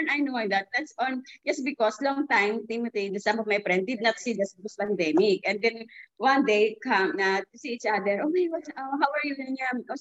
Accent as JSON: {"language": "English", "country": "Philippines", "moved": "yes", "lives_now": "London, United Kingdom", "said": "I'm here uh, in UK, London. I'm originally from Philippines so I work here as a carer"}